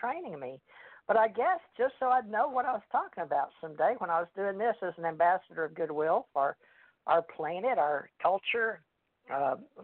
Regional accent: United States; I was called a WASP growing up in America.

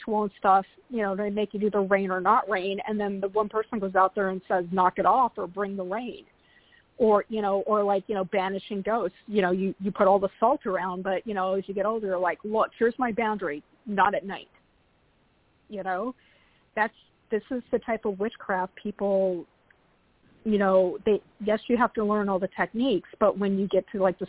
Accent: Portland, Oregon, United States; here in my hometown, Portland

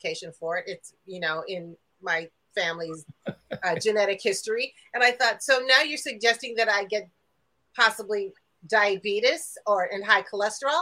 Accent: near Highland Park, Illinois, United States; close to my hometown, close to where I live

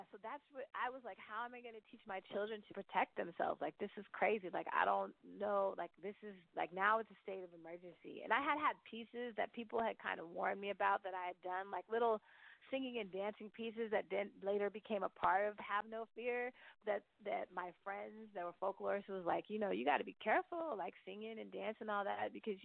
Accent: the Bay Area, California, United States; now in Brooklyn, United States; I grew up in the Bay

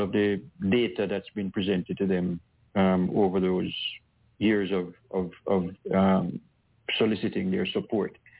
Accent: Jamaica; I'm a Jamaican.

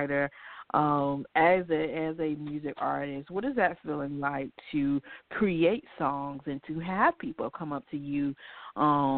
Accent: North Carolina, United States; I'm a North Carolinian

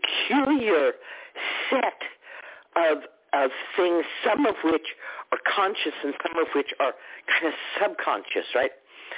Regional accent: Texas, United States; I grew up in Texas

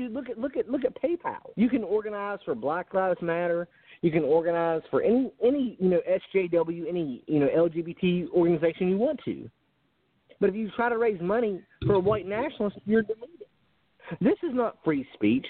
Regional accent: South Carolina, United States; I'm from South Carolina

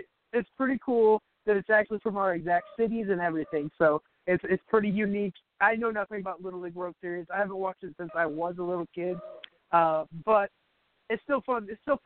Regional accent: Des Moines, Iowa, United States; I'm from Des Moines, Iowa.

